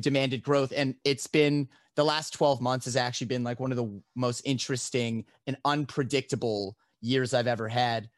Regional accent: Canada; being a Canadian living in a completely legal to smoke

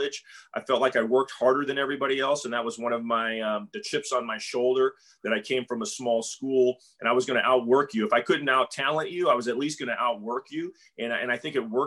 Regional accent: Southern California, United States; moved away as an adult; now in Tampa, United States; I grew up in Southern California

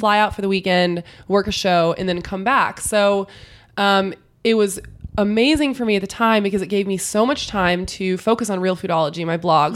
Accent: San Antonio, Texas, United States; I grew up in San Antonio, which is an hour outside of Austin

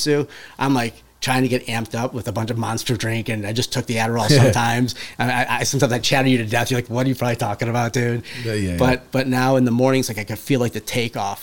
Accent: Cleveland, Ohio, United States; moved away as an adult; I'm from Cleveland originally

